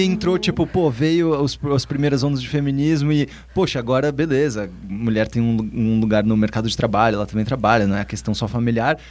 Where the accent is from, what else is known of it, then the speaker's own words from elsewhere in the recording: São Paulo, Brazil; eu sou muito paulista